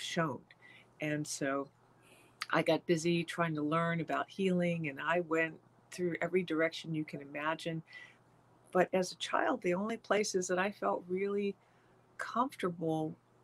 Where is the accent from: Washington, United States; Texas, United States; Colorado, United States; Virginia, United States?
Virginia, United States; born or raised there; moved away as an adult; also born or lived in San Francisco, California / Canada